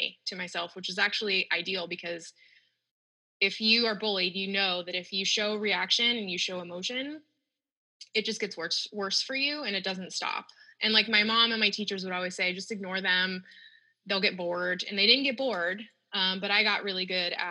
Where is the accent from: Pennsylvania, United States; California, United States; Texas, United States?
California, United States; Northern; I grew up in the Northern California, so it's hot most of the days